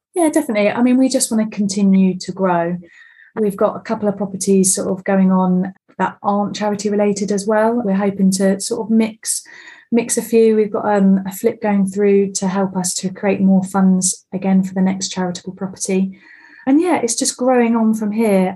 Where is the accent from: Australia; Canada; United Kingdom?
United Kingdom; Bexhill-on-Sea, South East England; now in High Wycombe, United Kingdom; I'm originally from Bexhill on Sea, down right down south